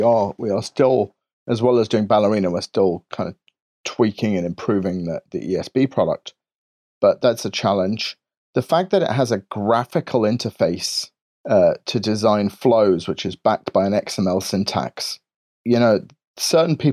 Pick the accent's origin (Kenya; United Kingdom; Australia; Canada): United Kingdom; England; I'm very English and reserved